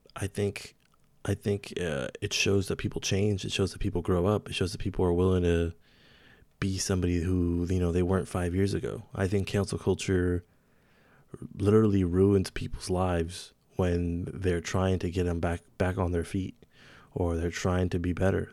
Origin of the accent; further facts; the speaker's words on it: Santa Rosa, California, United States; my hometown, Santa Rosa, California.